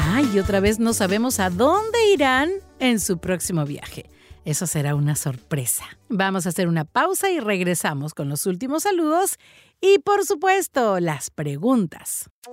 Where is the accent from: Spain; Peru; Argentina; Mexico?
Peru; moved away; desde Perú. Aquí ando en mi tierra linda